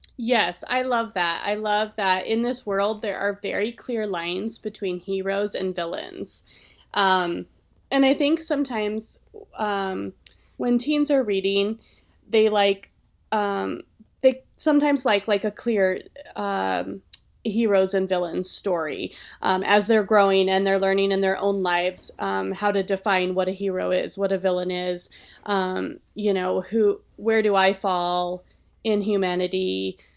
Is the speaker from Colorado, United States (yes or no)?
yes; Colorado, United States; I am from here